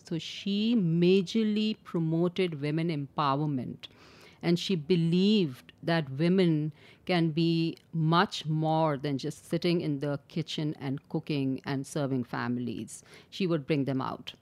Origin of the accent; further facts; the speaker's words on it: Karachi, Sindh, Pakistan; I was born and raised in Karachi